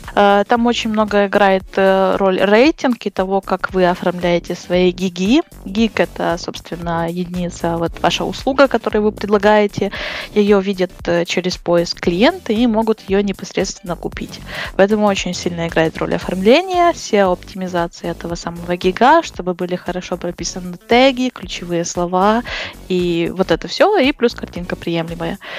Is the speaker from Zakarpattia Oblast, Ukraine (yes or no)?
yes; near Uzhhorod, Zakarpattia Oblast, Ukraine; now in Uzhhorod, Ukraine; Это возле Ужгорода, недалеко, два часа езды.